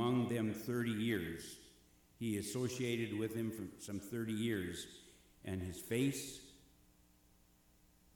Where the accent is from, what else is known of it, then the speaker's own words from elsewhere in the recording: Eagle Bend, Minnesota, United States; I grew up near Eagle Bend, was near Bertha Ricetown, and that was the first appointment that I had just a few miles down the road from my hometown